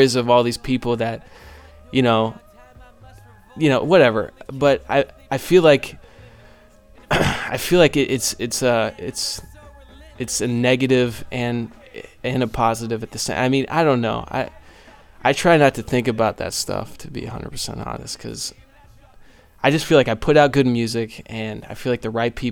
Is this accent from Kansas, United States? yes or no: yes; Overland Park, Kansas, United States; I'm from Overland Park, Kansas